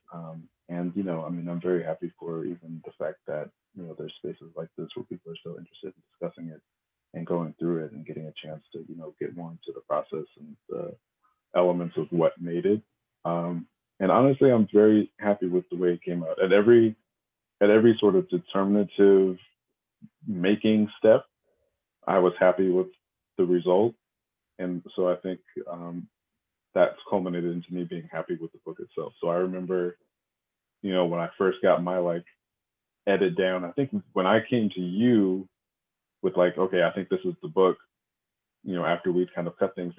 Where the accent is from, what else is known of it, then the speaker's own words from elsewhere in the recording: outside of Seattle, Washington, United States; moved away as an adult; also born or lived in Los Angeles, California; now in Brooklyn, United States; I was born in Los Angeles and I grew up outside of Seattle